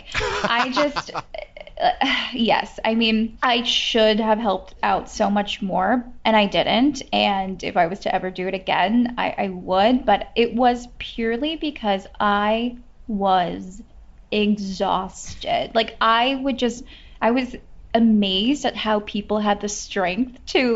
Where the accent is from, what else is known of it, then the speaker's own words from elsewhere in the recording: Bay Area, California, United States; Where I grew up in the Bay Area, I grew up doing theater